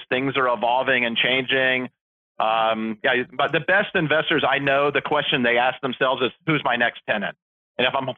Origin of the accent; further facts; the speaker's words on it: Atlanta, Georgia, United States; I grew up in Atlanta